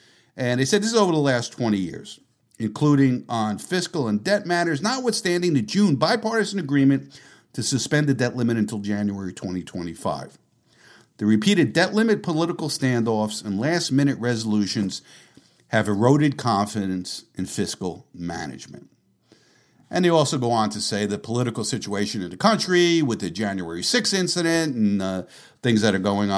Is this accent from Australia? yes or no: no; Canada; I'm from Canada, but I assume the interest rate terms in the U.S. are the same.